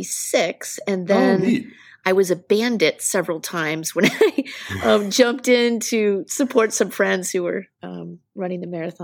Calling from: Lowell, Massachusetts, United States; I am beaming in from Lowell, which is just outside of Boston Metro West.

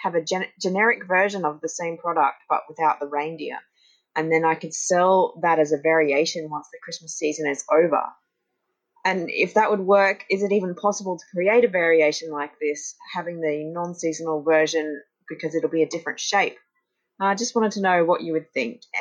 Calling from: Brisbane, Queensland, Australia; I'm checking in from Brisbane, Australia.

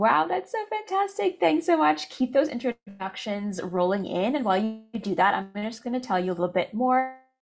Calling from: Calgary, Alberta, Canada; So I'm …, registered dietitian, and I'm tuning in from Calgary, Alberta, where the weather is very dull right now

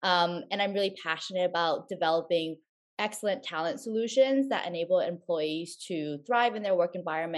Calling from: Stamford, Connecticut, United States; also born or lived in New York City; I'm calling in from Stamford, Connecticut. It's about an hour away from New York City, which where I previously lived.

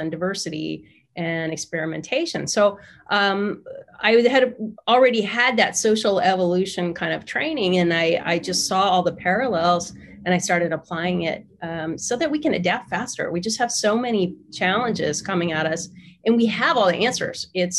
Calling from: San Diego, California, United States; I'm in San Diego.

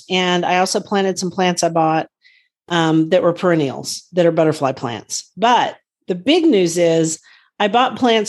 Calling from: Guthrie, Oklahoma, United States; from Guthrie, Oklahoma, where I garden on several acres out in the country.

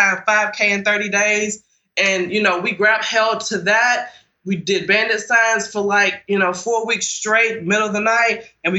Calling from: Birmingham, Alabama, United States; I'm calling from Birmingham, Alabama.

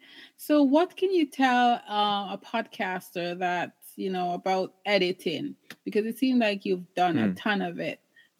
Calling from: British Columbia, Canada; I'm in British Columbia, Canada, talking to you.

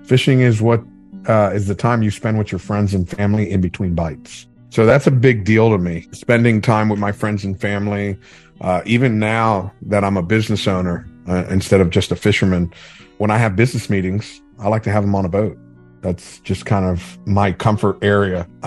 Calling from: West Palm Beach, Florida, United States; Uh, I'm coming at you live from West Palm Beach, Florida.

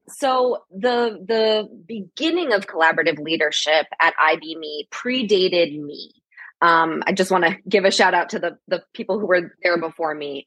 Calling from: Massachusetts, United States; I am calling in from Massachusetts

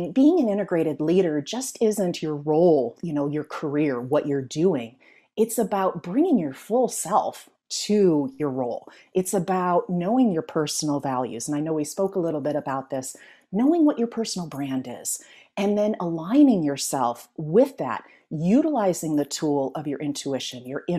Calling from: California, United States; I am in the San Francisco Bay Area. I am halfway between San Francisco and Silicon Valley.

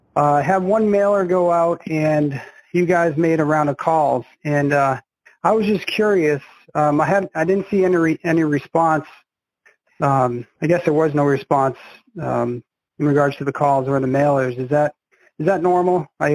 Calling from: New Hampshire, United States; I'm calling from New Hampshire.

